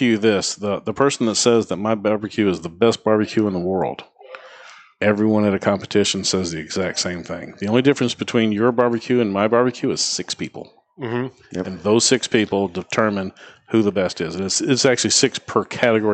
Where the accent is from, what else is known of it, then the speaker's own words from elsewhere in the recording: Memphis, Tennessee, United States; moved away; I grew up in Memphis, Tennessee